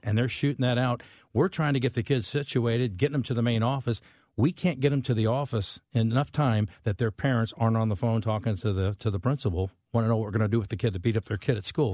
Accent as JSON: {"language": "English", "town": "St. Charles", "region": "Missouri", "country": "United States", "tie": "born or raised there", "said": "when I grew up in St. Charles"}